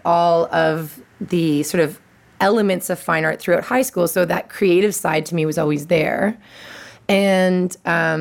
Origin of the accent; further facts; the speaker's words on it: Ottawa, Ontario, Canada; I grew up in Ottawa